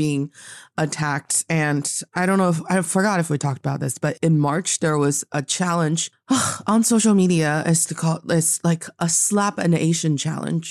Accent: Northeast China, China; now in Beijing, China; my hometown in the northeast part of China

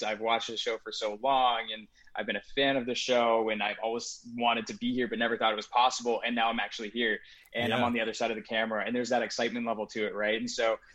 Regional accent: Burlington, Ontario, Canada; I'm from Burlington

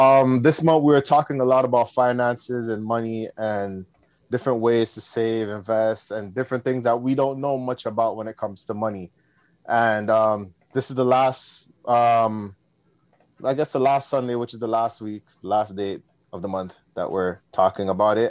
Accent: Canada; My background is Jamaican, but I was born here.

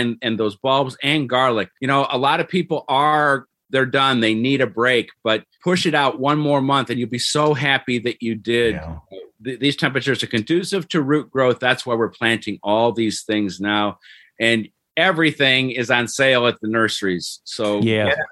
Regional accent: Cleveland, Ohio, United States; moved away; Where I grew up in Cleveland, they have this thing called Daffodil Hill

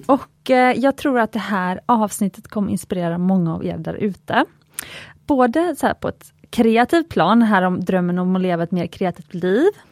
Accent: Gothenburg, Västra Götaland, Sweden; jag är göteborgare

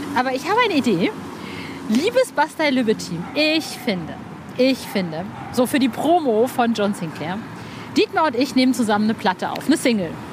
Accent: Cologne, North Rhine-Westphalia, Germany; bei uns in Köln ist dann Karneval

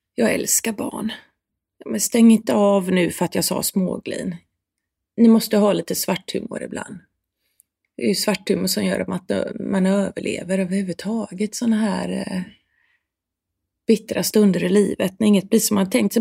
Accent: Sweden; jag som svensk

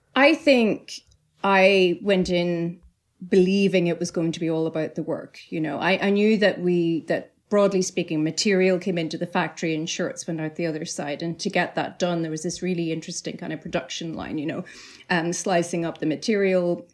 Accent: Northern Ireland, United Kingdom; moved away; growing up in Northern Ireland

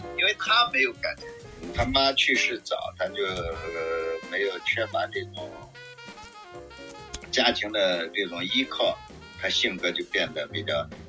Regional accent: Shaanxi, China; moved away; 我的老家在白鹿原，就是陈宗实写的那个小说里边的。陈宗实和我奶奶爷爷是一代人。

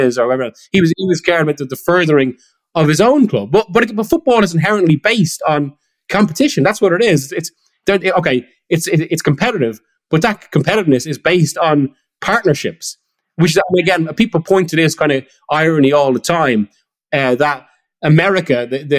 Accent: Ireland; as you can tell from the accent, I'm half Irish and grew up there

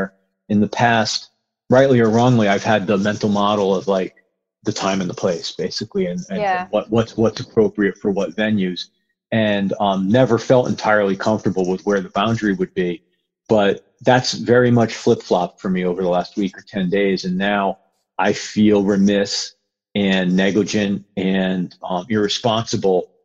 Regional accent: New England, United States; also born or lived in New York; now in Seattle, United States; I'm from New England and lived in New York for about 20 years

